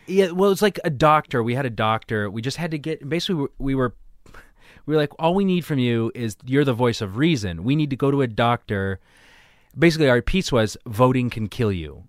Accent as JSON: {"language": "English", "town": "Weymouth", "region": "Massachusetts", "country": "United States", "tie": "born or raised there", "said": "I grew up in Weymouth"}